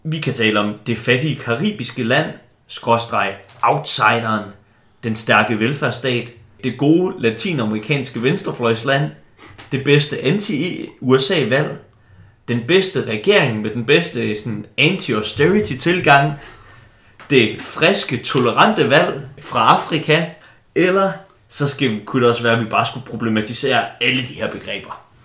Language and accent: Danish; Silkeborg, Central Denmark Region, Denmark; moved away; also born or lived in Copenhagen, Denmark; Jeg kom jo som barn på Silkeborg Stadion og gik op i det